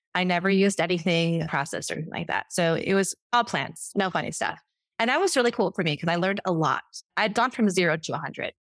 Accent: Chicago, Illinois, United States; moved away as an adult; Come from Chicago, Illinois, and I was raised on McDonald's

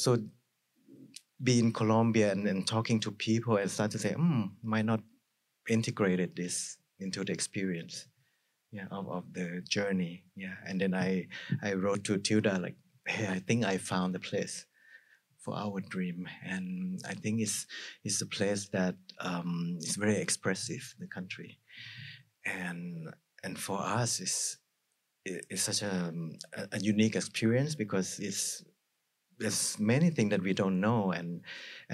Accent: Thailand

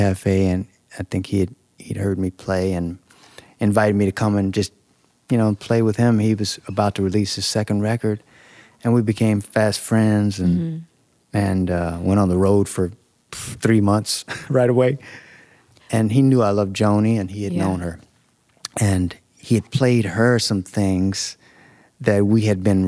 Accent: Shreveport, Louisiana, United States; I used to play with in my hometown, Shreveport

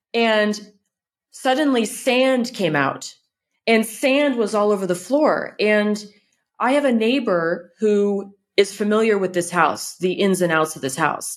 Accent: California, United States; moved away as an adult; now in France; I'm from California

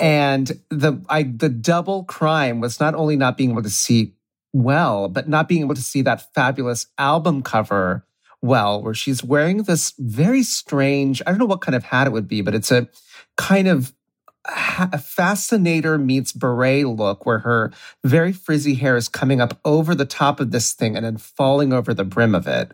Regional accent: Ohio, United States; now in New York, United States; I'm from Ohio.

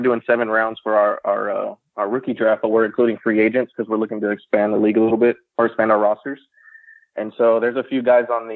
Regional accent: San Antonio, Texas, United States; San Antonio, Texas

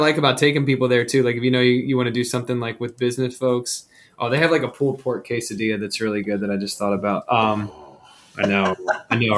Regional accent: Philadelphia, Pennsylvania, United States; I am an Eastern Pennsylvanian. I grew up in and around Philadelphia

